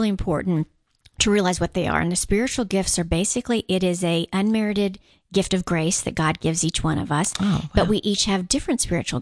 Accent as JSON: {"language": "English", "country": "Guam", "tie": "born or raised there", "moved": "yes", "said": "I'm actually from Guam."}